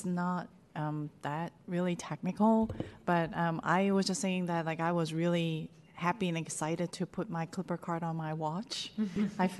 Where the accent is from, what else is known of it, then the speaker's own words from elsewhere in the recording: Hong Kong; now in San Francisco Bay Area, United States; I grew up in Hong Kong